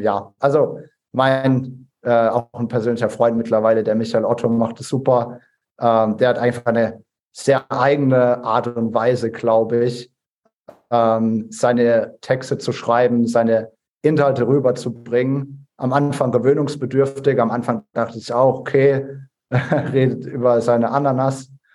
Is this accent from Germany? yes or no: yes; Ladenburg, Baden-Württemberg, Germany; aus meiner Heimatstadt Ladenburg